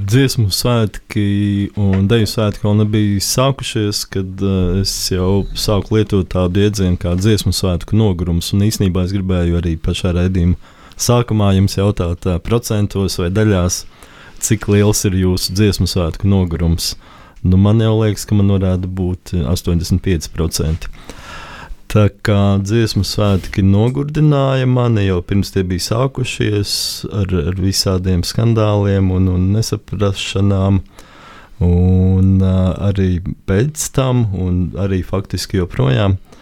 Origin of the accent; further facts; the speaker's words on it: Latvia; visi jau mēs esam latvieši